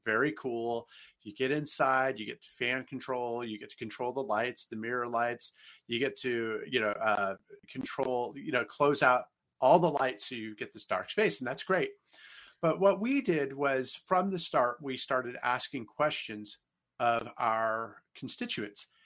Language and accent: English; Bay Area, California, United States; moved away as an adult; now in St. Louis, United States; I'm actually from California myself. I was born and raised in the Bay